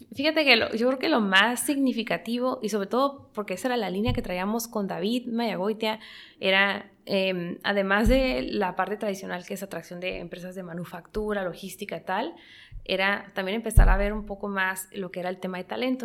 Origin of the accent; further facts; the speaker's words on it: Mexico; yo soy mexicana